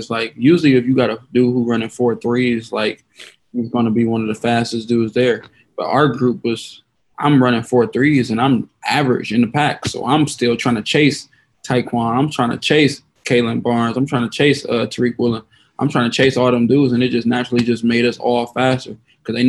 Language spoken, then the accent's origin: English; Toledo, Ohio, United States; my hometown in Toledo.